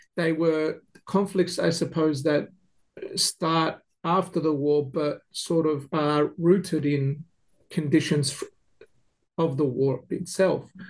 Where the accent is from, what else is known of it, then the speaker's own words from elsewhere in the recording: Melbourne, Victoria, Australia; now in Adelaide, Australia; I grew up in Melbourne